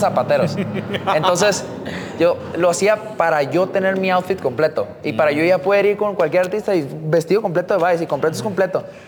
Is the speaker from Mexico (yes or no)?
yes; Tijuana, Baja California, Mexico; como tijuanense